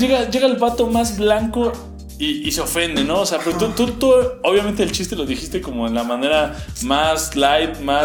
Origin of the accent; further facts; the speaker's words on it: Mexico; nosotros somos mexicanos